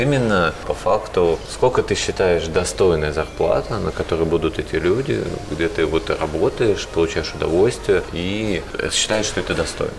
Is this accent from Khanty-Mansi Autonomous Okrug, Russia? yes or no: no; Saint Petersburg, Russia; я из Питера, да, у да, нас, да. да, у нас шаверма, а у вас шаурма в Москве